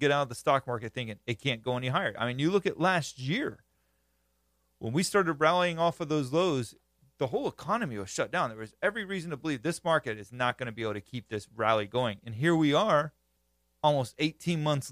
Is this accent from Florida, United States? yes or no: yes; Florida, United States; I'm from Florida, grew up country